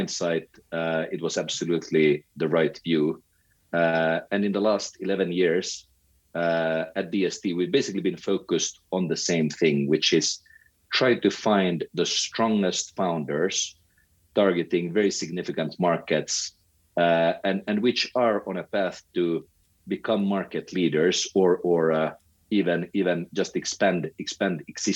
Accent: Helsinki, Uusimaa, Finland; moved away as an adult; also born or lived in London; I was born and bred in Helsinki, grew up there, and actually spent the first 23 years of my life in Helsinki.

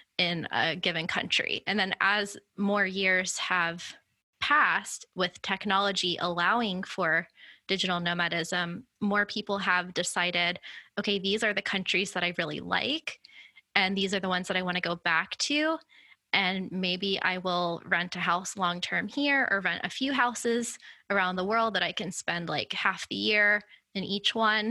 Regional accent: Florida, United States; moved away as an adult; being in my home state in a city that I've never lived in before

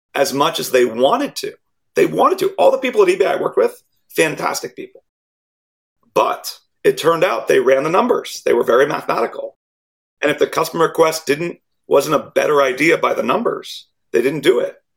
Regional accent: Silicon Valley, California, United States; born or raised there

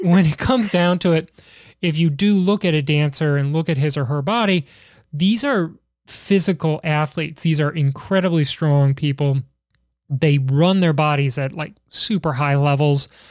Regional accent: Chicago, Illinois, United States; being from Chicago

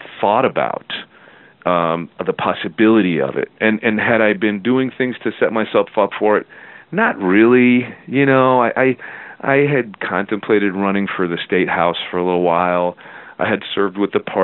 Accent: Nogales, Arizona, United States; also born or lived in Denver, Colorado; I grew up down on the Mexican border in a town called Nogales, Arizona

